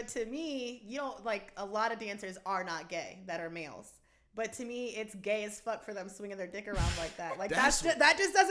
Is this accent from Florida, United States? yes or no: yes; Florida, United States; now in Las Vegas, United States; But I came from Florida, so. Being in Vegas the last 4 years, I would definitely say that we have a lot in common.